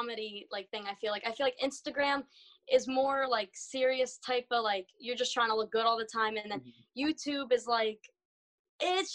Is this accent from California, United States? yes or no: no; New Jersey, United States; I'm from Jersey